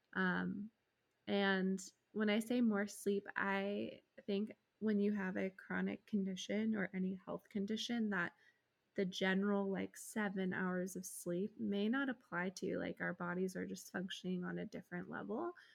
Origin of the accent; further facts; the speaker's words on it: United States; As an American